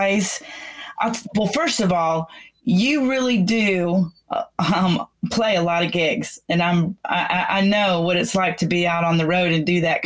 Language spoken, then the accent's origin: English; McKinney, Texas, United States; also born or lived in Florida / Louisiana; this is my hometown, McKinney, Texas